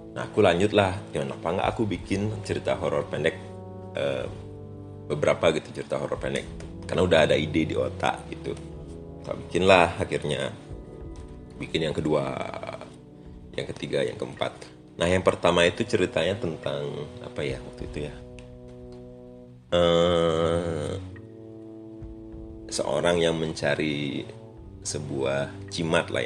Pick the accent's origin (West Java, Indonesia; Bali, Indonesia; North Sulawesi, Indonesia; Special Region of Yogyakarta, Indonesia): Bali, Indonesia; karena aku orang Bali